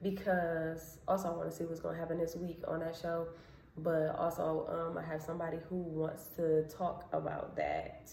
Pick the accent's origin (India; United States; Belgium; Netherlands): United States; Cleveland, Ohio; I'm from Cleveland